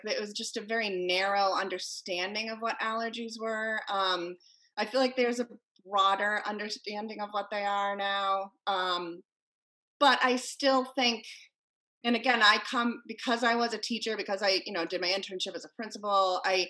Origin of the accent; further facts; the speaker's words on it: Connecticut, United States; You know, I come from Connecticut where there were school shootings.